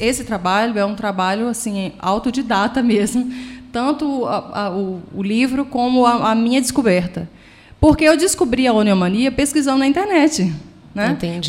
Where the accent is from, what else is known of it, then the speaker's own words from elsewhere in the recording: Recife, Pernambuco, Brazil; moved away as an adult; now in Pedralva, Brazil; eu sou de Recife, porque minha família, a minha mãe era de lá e meu pai era daqui, de Petralva. Então eu me formei lá